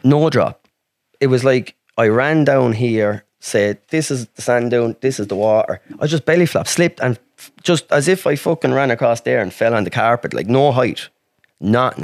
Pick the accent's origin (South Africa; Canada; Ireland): Ireland; I'm country, I'm from Ireland